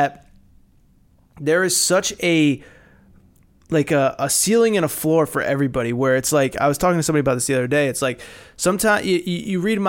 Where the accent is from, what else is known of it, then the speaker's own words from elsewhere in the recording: Connecticut, United States; I grew up in Connecticut